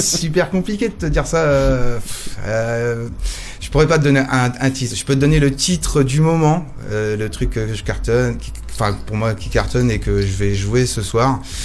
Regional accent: Nantes, Pays de la Loire, France; je viens de Nantes

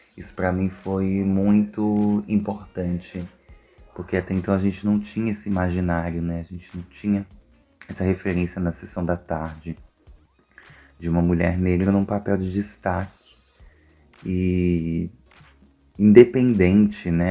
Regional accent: Duque de Caxias, Rio de Janeiro, Brazil; eu sou de Duque de Caxias

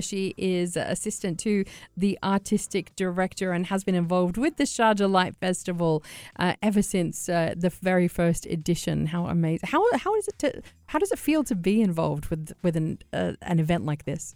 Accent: Sydney, New South Wales, Australia; I'm from Sydney

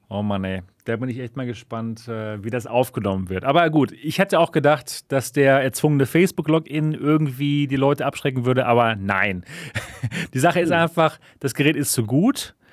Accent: Germany; bei uns in Deutschland

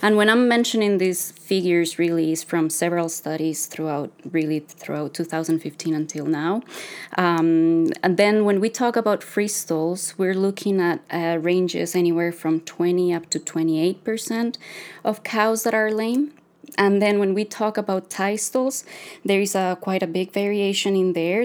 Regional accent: Costa Rica; moved away as an adult; now in Canada; I'm a veterinarian from Costa Rica. I'm a daughter of a dairy farmer

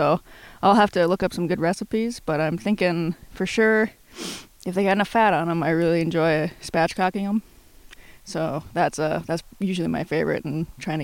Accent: Bemidji, Minnesota, United States; Originally, I'm from Bemidji, Minnesota.

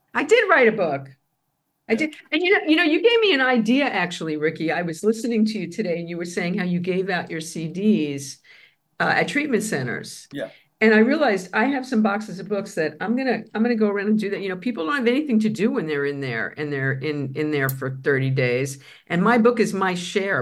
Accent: New York City, New York, United States; moved away; I was first on the Grand Concourse, blocks from Yankee Stadium

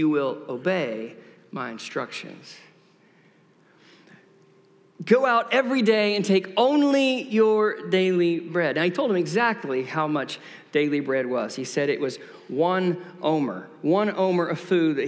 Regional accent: Tyler, Texas, United States; moved away; I grew up here in Tyler, Texas

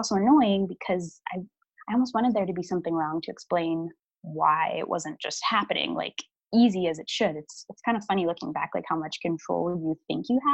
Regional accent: Pittsburgh, Pennsylvania, United States; I'm from Pittsburgh

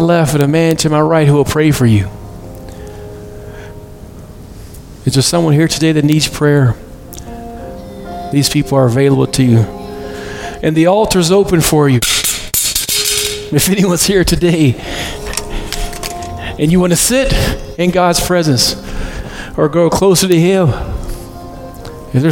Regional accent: West Virginia, United States; I'm from West Virginia

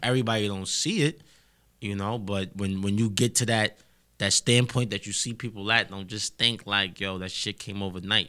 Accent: New York City, New York, United States; I'm really from Harlem

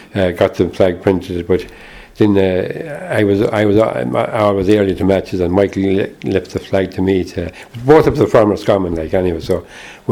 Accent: Roscommon, Connacht, Ireland; moved away as an adult; also born or lived in Dublin; Growing up in Roscommon, I was so far away from Shamrock Rovers, I didn't get to see them until I came to work in Dublin in 1969.

